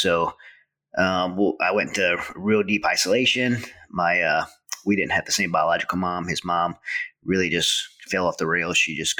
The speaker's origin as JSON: {"language": "English", "region": "Southern Louisiana", "country": "United States", "tie": "born or raised there", "moved": "as an adult", "said": "We grew up in Southern Louisiana. So we were always in the water, playing in the woods."}